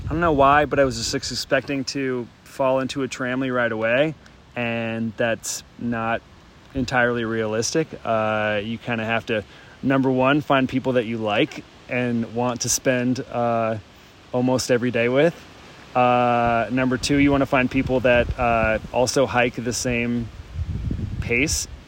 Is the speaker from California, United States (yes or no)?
no; Mississippi, United States; I'm …. I'm from Mississippi, and I got my trail name uh, because I don't turn down a beer